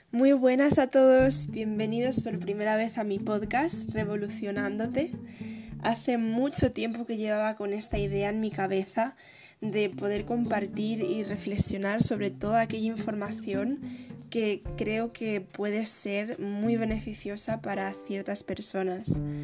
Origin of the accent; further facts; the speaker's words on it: Madrid, Community of Madrid, Spain; soy de Madrid